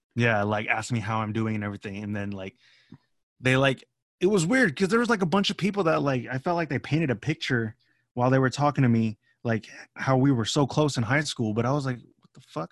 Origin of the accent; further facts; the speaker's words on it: Pittsburg, California, United States; I'm from Pittsburgh